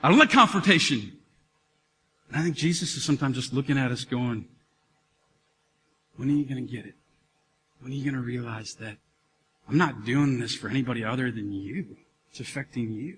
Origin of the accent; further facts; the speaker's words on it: Minnesota, United States; We're all Minnesotan